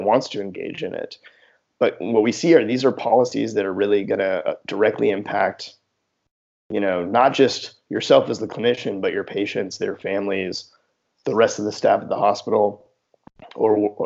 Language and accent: English; Houston, Texas, United States; also born or lived in New Orleans; I grew up in Houston